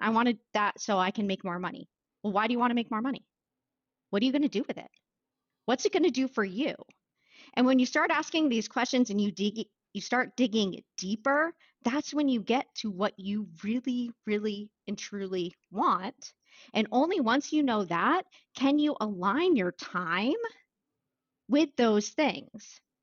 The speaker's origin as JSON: {"language": "English", "town": "Wells", "region": "Maine", "country": "United States", "tie": "born or raised there", "said": "I grew up in Wells, Maine"}